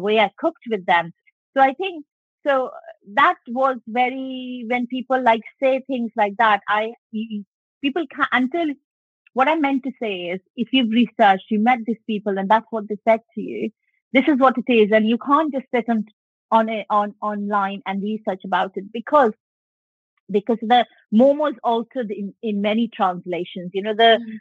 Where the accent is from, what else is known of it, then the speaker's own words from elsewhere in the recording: West Bengal, India; moved away as an adult; now in United Kingdom; I grew up in Bengal